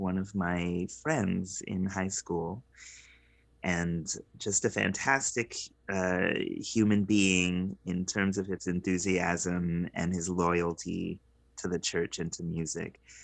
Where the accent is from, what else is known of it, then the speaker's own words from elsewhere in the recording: Providence, Rhode Island, United States; growing up in Providence, Rhode Island, as a young Black child in the 90s